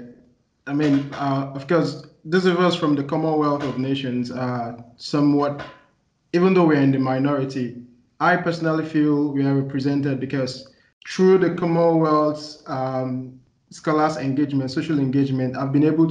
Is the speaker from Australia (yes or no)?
no; Nigeria; moved away as an adult; now in Edinburgh, United Kingdom; I'm from Nigeria